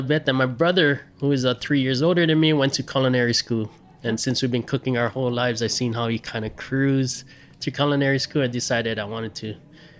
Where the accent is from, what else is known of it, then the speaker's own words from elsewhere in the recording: Hilo, Hawaii, United States; also born or lived in Maui; I grew up in this small little town on the east side called Hilo.